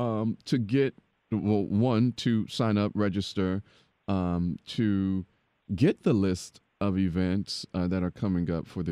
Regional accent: Dayton, Ohio, United States; moved away as an adult; now in Houston, United States; I'm from the Midwest. I'm from Dayton, Ohio. So I've been here. I got here the week after Thanksgiving in 2012. But Houston is home.

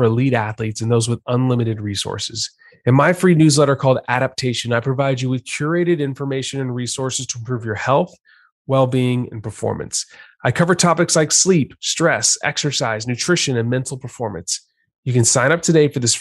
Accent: Richardson, Texas, United States; also born or lived in Kentucky / Houston, Texas; I'm from Richardson, Texas

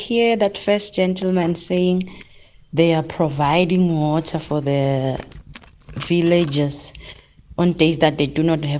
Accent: Sekhukhune District, Limpopo, South Africa; moved away; I am from that area. My mother resides there.

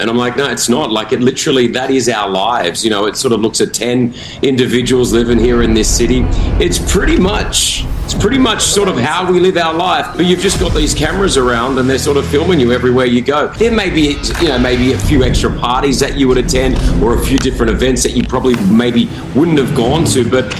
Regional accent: Sydney, New South Wales, Australia; obviously we grew up together in Sydney

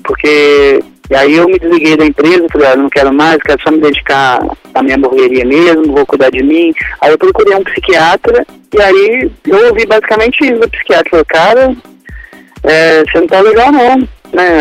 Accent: Belo Horizonte, Minas Gerais, Brazil; accent: mineiro; sou de Belo Horizonte

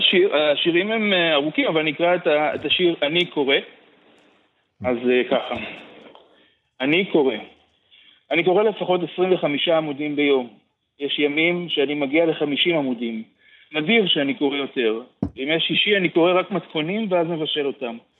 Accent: Beersheba, Southern District, Israel; moved away; also born or lived in Tel Aviv; בתוך החדר שלי בבאר שבע, אה, אחר כך יצאתי ממנו לתל אביב

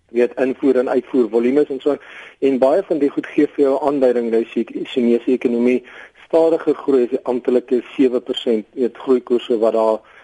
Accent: South Africa; as Suid-Afrikaners is ons

